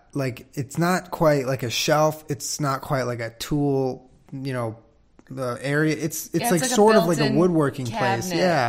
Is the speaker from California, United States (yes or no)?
yes; Southern California, United States; also born or lived in West Los Angeles / Culver City / Santa Monica; I've been a Southern California person my whole life. I was born and raised. I was born in Northern California, but I was raised in Southern California. I've lived all over, like West Los Angeles, Culver City, Santa Monica.